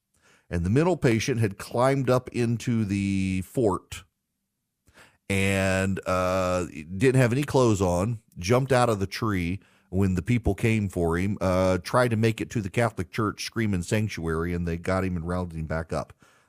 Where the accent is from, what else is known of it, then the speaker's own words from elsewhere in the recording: Dubai, United Arab Emirates; also born or lived in Jackson, Louisiana, United States; So as a kid, I grew up in I grew up in Dubai, but would come home to the town where I lived until I was 5 years old. It's called Jackson, Louisiana.